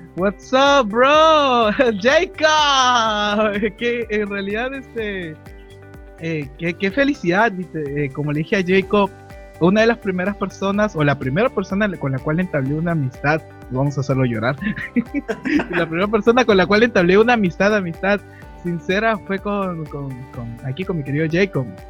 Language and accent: Spanish; Lima, Peru; soy de Perú exactamente, de la ciudad de Lima